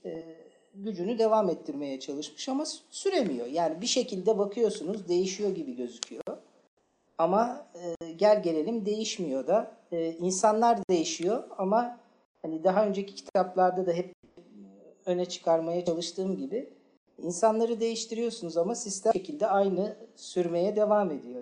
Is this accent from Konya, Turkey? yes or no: no; Istanbul, Turkey; Bir de ben Fatih Çarşambalıyım arkadaşlar. Çocukluğum Fatih Çarşamba'da geçti